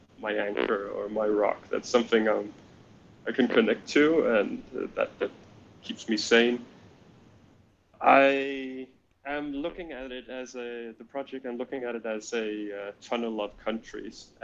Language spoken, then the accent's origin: English; Denmark; first language Danish; English is a second language; I'm from Denmark. We speak Danish in my country, and English is my second language.